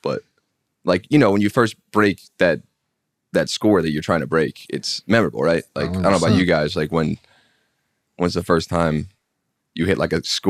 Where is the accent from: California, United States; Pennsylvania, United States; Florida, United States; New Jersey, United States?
Pennsylvania, United States; Like the woods, Bucks County, PA.